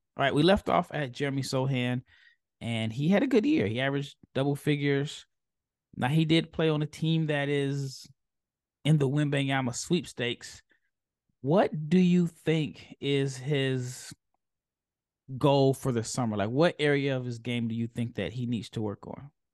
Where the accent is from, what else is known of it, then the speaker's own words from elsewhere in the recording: Omaha, Nebraska, United States; I'm from Omaha